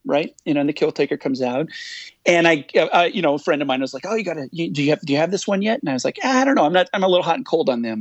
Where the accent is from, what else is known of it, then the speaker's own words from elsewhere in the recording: North Dakota, United States; moved away as an adult; now in Kalamazoo, United States; I grew up in North Dakota, and not just in North Dakota, but I grew up in a really small, very isolated town in North Dakota